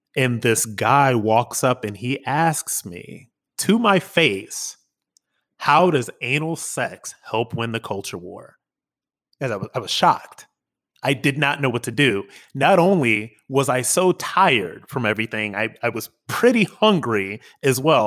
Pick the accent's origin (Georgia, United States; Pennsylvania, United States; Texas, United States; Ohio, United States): Ohio, United States; Akron; moved away as an adult; also born or lived in New York City; I'm an Akron boy, you know, an Ohio boy, born and raised